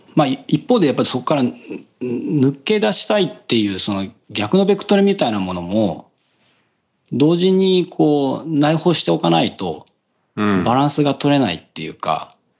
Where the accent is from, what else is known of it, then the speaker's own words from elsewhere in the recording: Seto, Aichi, Japan; 小中はだからそのせ、いわゆる瀬戸市って言われる、まあ自分の地元の中で